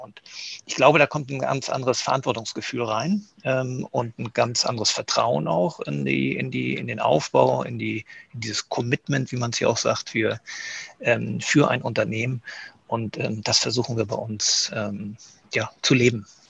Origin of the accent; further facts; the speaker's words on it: Kiel, Schleswig-Holstein, Germany; moved away; mich als gebürtigen Kieler, auch wenn ich viele Jahre nicht in, Kieler, äh, in Kiel war ähm, und als Schleswig-Holsteiner